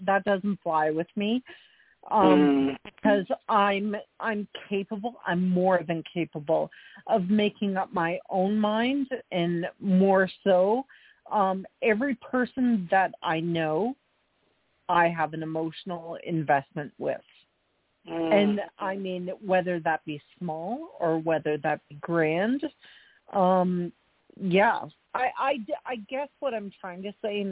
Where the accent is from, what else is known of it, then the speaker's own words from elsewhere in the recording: Canada; as I'm Canadian